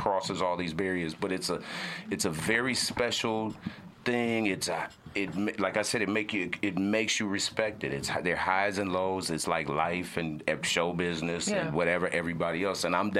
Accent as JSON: {"language": "English", "town": "Houston", "region": "Texas", "country": "United States", "tie": "born or raised there", "also_born_or_lived": "Atlanta", "moved": "yes", "said": "I come up out of Atlanta. I'm an Atlanta comedian. I'm born and raised in Houston, Texas"}